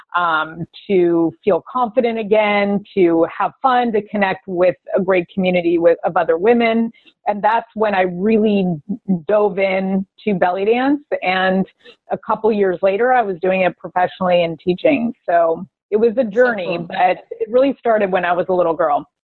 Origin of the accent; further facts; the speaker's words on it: Las Vegas, Nevada, United States; I I was born in Vegas. I grew up in Las Vegas